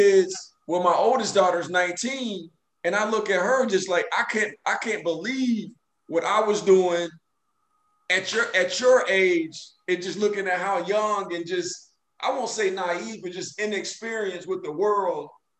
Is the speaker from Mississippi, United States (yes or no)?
yes; Hattiesburg, Mississippi, United States; I grew up in a town in South Mississippi, Hattiesburg, Mississippi, which they call it the Gulfport because it's on the, I'm sorry, they call it the hub city because it's on the hub of New Orleans, Jackson